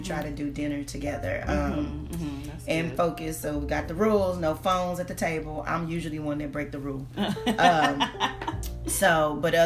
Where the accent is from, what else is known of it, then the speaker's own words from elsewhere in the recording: Texas, United States; also born or lived in Baton Rouge, Louisiana / Friendswood, Texas; I am originally from Baton Rouge, Louisiana. I am Texanized. I have been here since I was about five now. So I guess, you know, born in the boot, raised here in Texas